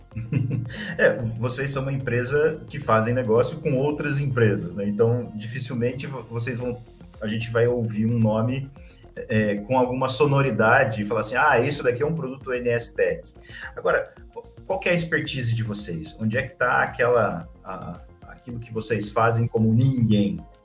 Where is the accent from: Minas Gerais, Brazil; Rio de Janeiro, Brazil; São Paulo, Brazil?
São Paulo, Brazil; interior of; eu sou do interior de São Paulo